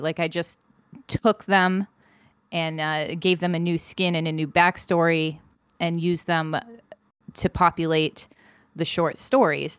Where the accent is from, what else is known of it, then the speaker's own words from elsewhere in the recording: United States; I'm American